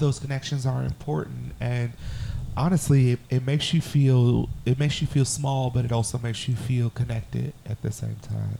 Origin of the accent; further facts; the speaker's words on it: United States; someone born and raised in the United States